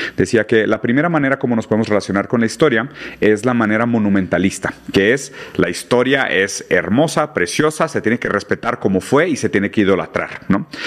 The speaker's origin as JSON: {"language": "Spanish", "town": "Monterrey", "region": "Nuevo León", "country": "Mexico", "said": "soy de Monterrey"}